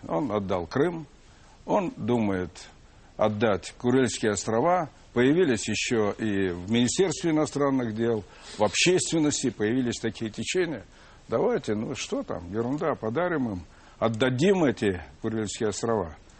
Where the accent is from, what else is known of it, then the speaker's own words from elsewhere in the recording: Moscow, Russia; мы, как и все москвичи, в большинстве, по крайней мере, своем, жили достаточно бедно, семья большая